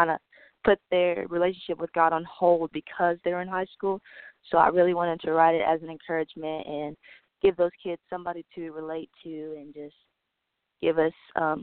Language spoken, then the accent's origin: English; Bristol, Virginia, United States; I was born in Bristol, Virginia, and I've lived here like almost all my life